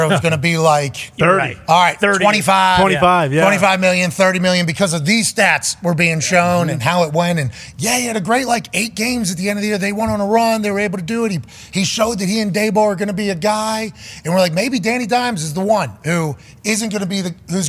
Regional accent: Pittsburgh, Pennsylvania, United States; born and raised in Pittsburgh

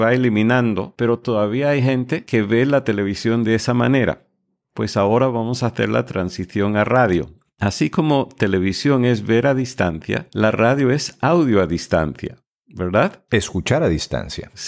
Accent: United States; yo soy de los Estados Unidos y la nacionalidad indicada y el gentilicio de los que hemos nacido en este país eh, nos llamamos estadounidenses

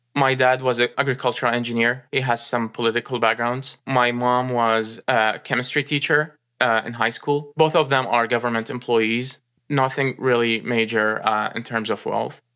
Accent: Iraq; moved away as an adult; now in United States; I was born in Iraq and raised there and spa-, spent my first twenty-one years there

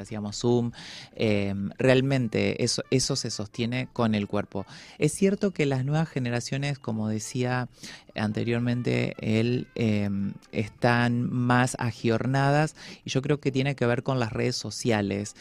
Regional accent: Paraná, Entre Ríos, Argentina; como en la ciudad de Paraná, donde yo nací

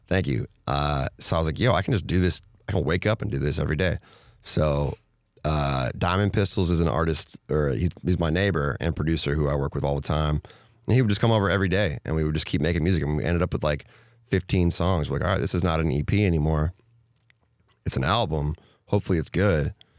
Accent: Minnesota, United States; I grew up in Minnesota where it was either you listen to rap or you listen to country

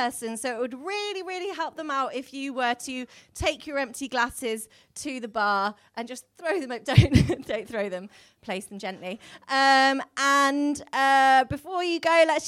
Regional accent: Wolverhampton, West Midlands, United Kingdom; I'm from Wolverhampton and they talk funny there.

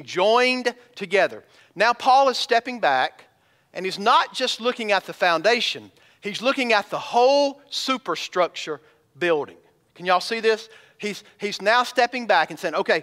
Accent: Elberton, Georgia, United States; I grew up in Elberton, Georgia, which is the granite capital of the world

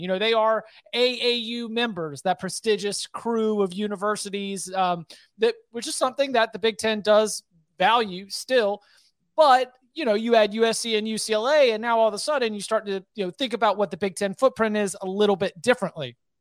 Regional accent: North Carolina, United States; I'm, I'm based in North Carolina. I was born in North Carolina.

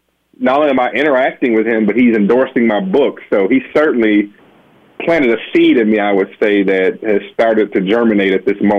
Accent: Benton Harbor, Michigan, United States; as a black male myself who had hoop dreams and aspirations as a little boy growing up in Benton Harbor, Michigan

